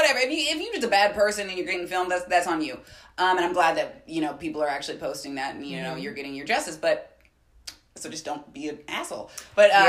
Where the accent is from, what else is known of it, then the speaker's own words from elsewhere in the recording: Bay Area, California, United States; I am from the Bay Area where Facebook is